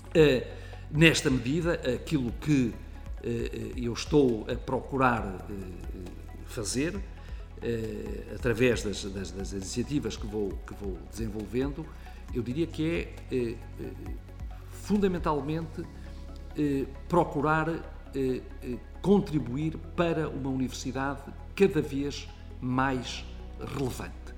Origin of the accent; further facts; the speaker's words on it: Fafe, Braga, Portugal; also born or lived in Vizela; aquilo que era a casa dos meus avós, numa freguesia que se chama Ribeiros, no Conselho de Faf, onde eu vivia